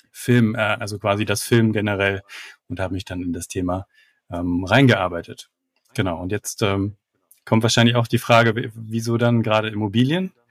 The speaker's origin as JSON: {"language": "German", "town": "Frankfurt am Main", "region": "Hesse", "country": "Germany", "said": "Ich komme aus Frankfurt am Main"}